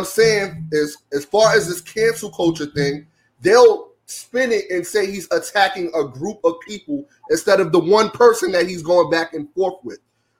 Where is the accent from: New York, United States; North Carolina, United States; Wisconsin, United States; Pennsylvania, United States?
New York, United States; New York City; I'm from Brooklyn, right?